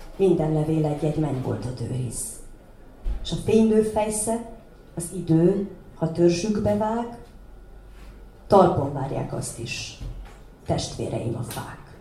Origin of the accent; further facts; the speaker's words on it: Doroslovo, Vojvodina, Serbia; otthon Doroszlón